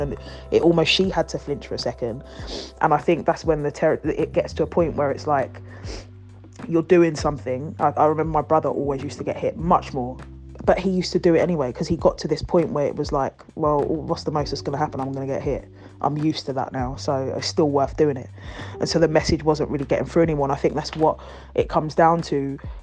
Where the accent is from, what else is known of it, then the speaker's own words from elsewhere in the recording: Ghana; I'm from Ghana